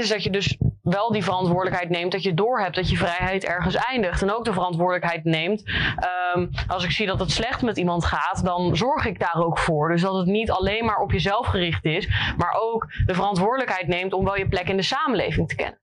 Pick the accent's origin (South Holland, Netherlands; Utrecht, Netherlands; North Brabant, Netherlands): South Holland, Netherlands; Rotterdam; also born or lived in Leiden; ik kom oorspronkelijk uit Rotterdam. Heb hier ook op theaterschool gezeten van Hofplein, middelbare school